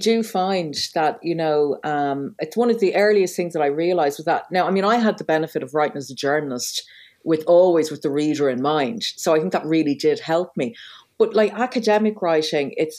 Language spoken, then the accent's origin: English; Dublin, Leinster, Ireland; also born or lived in Waterford / South Kilkenny; I was born in Waterford, but I left when I was 8. We lived in Waterford City. We lived in Larchville until I was 8. And then we moved to South Kilkenny, but we only stayed a couple of years. And then by the time I was 11, I was living in Dublin. So I grew up in Dublin.